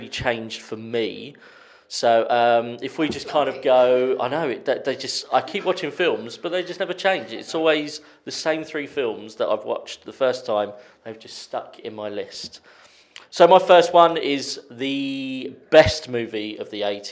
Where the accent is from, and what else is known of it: Sittingbourne, South East England, United Kingdom; born or raised there